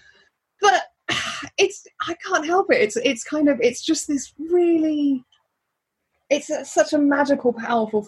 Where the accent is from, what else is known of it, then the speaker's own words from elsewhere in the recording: Birmingham, West Midlands, United Kingdom; I'm from Birmingham.